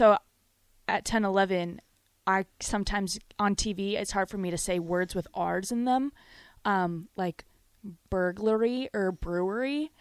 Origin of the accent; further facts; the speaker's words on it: Rapid City, South Dakota, United States; moved away; my hometown, Rapid City, South Dakota.